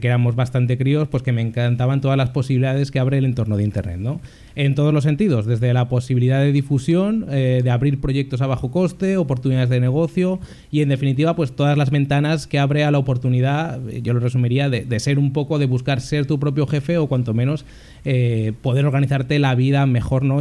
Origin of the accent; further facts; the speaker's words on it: Zaragoza, Aragon, Spain; moved away as an adult; now in Valencia, Spain; soy de Zaragoza, aunque desde hace ya unos años vivo en Valencia